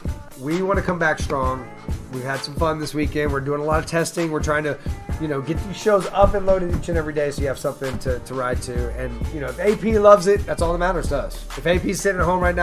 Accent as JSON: {"language": "English", "town": "Houston", "region": "Texas", "country": "United States", "tie": "born or raised there", "said": "I grew up in the Dome watching"}